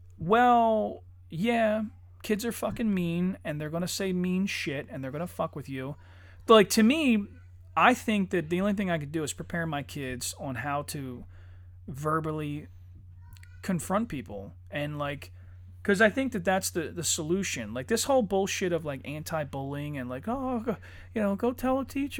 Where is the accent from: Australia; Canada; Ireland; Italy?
Ireland; you know, I'm Irish. I would have fucked it up.